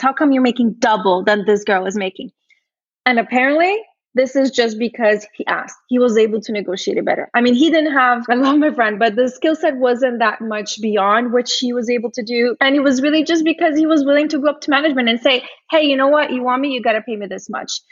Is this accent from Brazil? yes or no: yes; Brazil; moved away; I originally I'm from Brazil. I grew up, I was raised and grew up in Brazil.